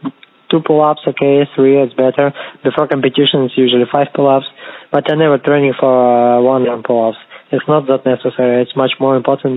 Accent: Kazakhstan; English is a second language; moved away; also born or lived in Moscow, Russia; originally I'm from Kazakhstan. I just study in Russia, in Moscow, but I have a Russian passport right now

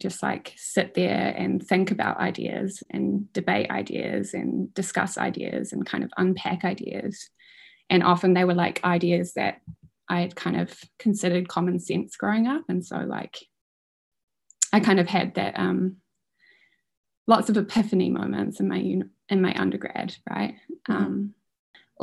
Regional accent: Auckland, New Zealand; moved away as an adult; also born or lived in Wellington; I'm from Auckland originally, and I moved to Wellington to go to uni

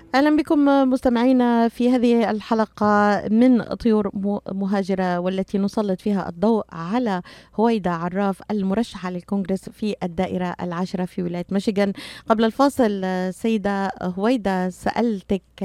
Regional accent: Syria; now in United States; انا سوريه وانا اعرف تماما ما ما ما, ما يجري في في وطني

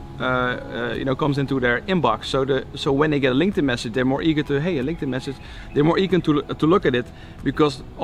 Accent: Netherlands; I'm from Holland, so we say Nikon.

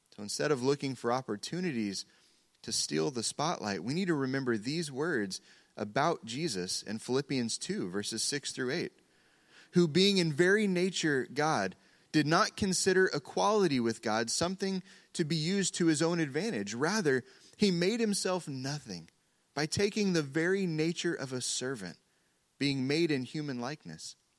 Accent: Oklahoma, United States; we're from Oklahoma

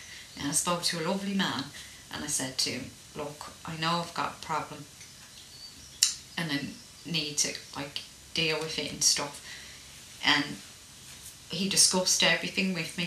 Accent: Ireland; I was brought up in Ireland

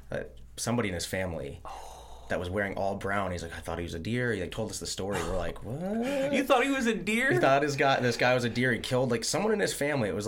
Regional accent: Kalispell, Montana, United States; Same thing from like even back where I'm from. It's, it's. Where are you from? Uh, Kalispell, Montana.

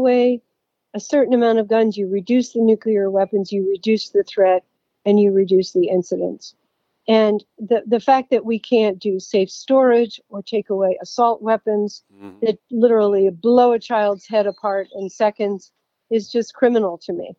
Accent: Philadelphia, Pennsylvania, United States; now in Atlanta, United States; my home state of Pennsylvania, I was born and raised in Philadelphia

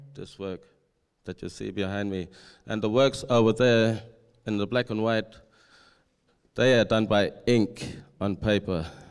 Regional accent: Perth, Western Australia, Australia; moved away as an adult; also born or lived in Alice Springs, Northern Territory; I was taken to foster care and placed into the city. I was stripped away from cu, uh, language, culture, and family, and all my tradition. And I spent about twelve, uh, eighteen years in Perth and turned eighteen

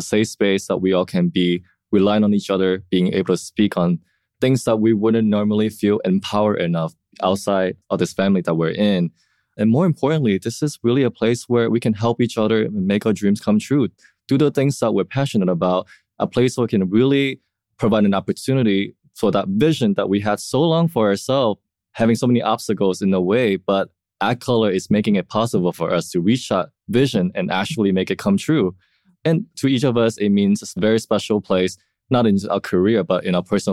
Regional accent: Vietnam; now in Chicago, United States; Prior to living in Chicago, I was born and raised in Vietnam

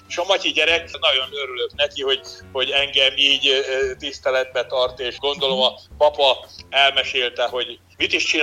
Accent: Hungary; magyarok vagyunk

